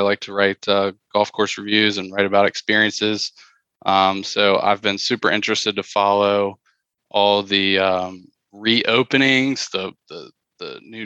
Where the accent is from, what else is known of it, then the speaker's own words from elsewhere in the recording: Midlothian, Virginia, United States; I grew up in Midlothian, just outside of Richmond, Virginia